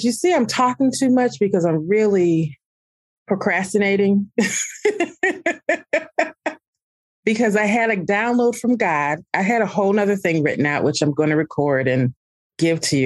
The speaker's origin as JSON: {"language": "English", "town": "Alton", "region": "Illinois", "country": "United States", "tie": "born or raised there", "said": "I'm a River City girl. I was born in Alton, Illinois, literally not even a block from the Mississippi River"}